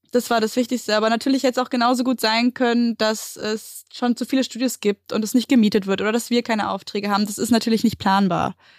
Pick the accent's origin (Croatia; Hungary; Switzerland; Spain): Spain; Mallorca, Balearic Islands; moved away as an adult; now in Berlin, Germany; ich bin ja auf Mallorca groß geworden